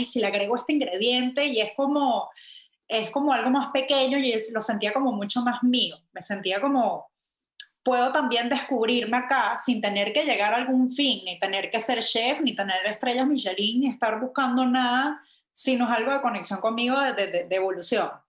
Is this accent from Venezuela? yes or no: yes; Venezuela; moved away; also born or lived in London / New York; yo soy venezolana